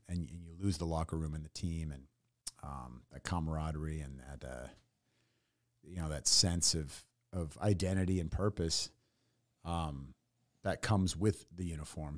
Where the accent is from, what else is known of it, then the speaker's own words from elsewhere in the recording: San Francisco Bay, California, United States; moved away as an adult; also born or lived in Tennessee / San Diego / Los Angeles; now in Austin, United States; born in Tennessee, grew up in the San Francisco Bay